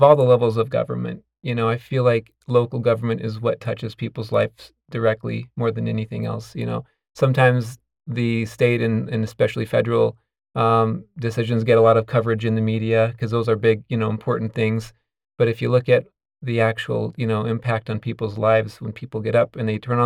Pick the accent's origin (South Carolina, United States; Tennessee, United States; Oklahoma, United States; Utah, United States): Utah, United States; Pleasant Grove; moved away as an adult; also born or lived in St. Louis, Missouri / California; I grew up in Utah and Pleasant Grove